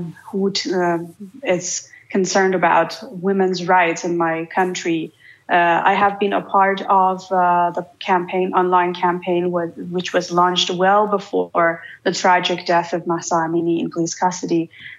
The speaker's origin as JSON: {"language": "English", "country": "Iran", "said": "as an Iranian, as one of the members of the Iranian nation"}